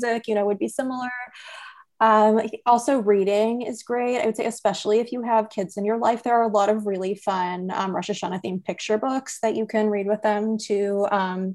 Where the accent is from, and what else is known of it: San Francisco Bay Area, California, United States; born or raised there; moved away as an adult; now in Boston, United States